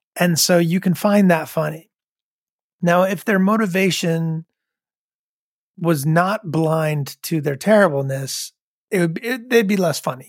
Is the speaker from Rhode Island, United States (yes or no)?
yes; Rhode Island, United States; I was growing up in Rhode Island